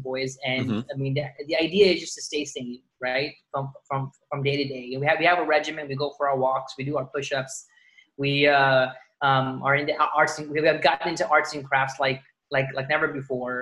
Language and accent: English; Dallas, Texas, United States; moved away as an adult; also born or lived in Chicago / New York City; now in Los Angeles, United States; I was born in Chicago, grew up in Dallas